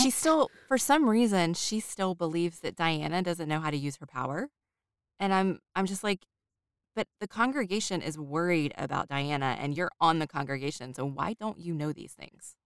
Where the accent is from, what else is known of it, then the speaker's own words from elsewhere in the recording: United States; I am an American